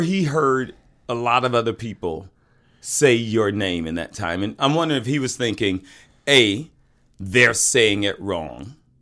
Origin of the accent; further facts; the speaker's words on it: the South, United States; moved away; when I grew up in the South